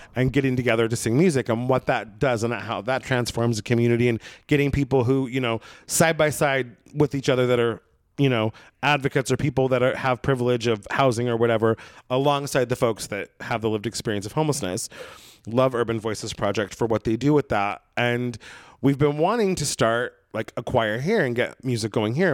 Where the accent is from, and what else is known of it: Brookings, Oregon, United States; born or raised there; moved away